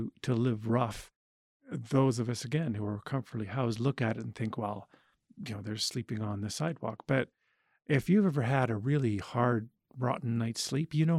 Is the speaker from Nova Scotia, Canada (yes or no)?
no; Edmonton, Alberta, Canada; I grew up around Edmonton